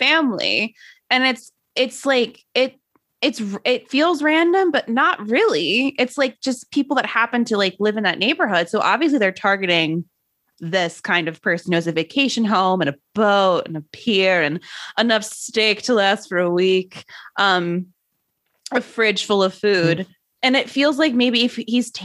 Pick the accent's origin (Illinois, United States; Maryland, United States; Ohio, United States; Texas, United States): Maryland, United States; Annapolis; I grew up in Annapolis, Maryland, which is like a big sailing town